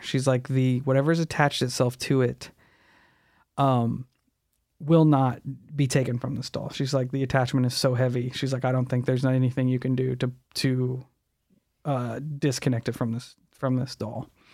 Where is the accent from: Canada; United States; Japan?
United States; Alton, Illinois; Around Alton